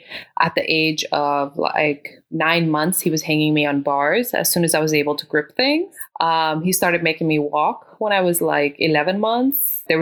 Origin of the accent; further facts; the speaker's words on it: Kabul, Afghanistan; now in Washington, D.C., United States; So I was born in Afghanistan.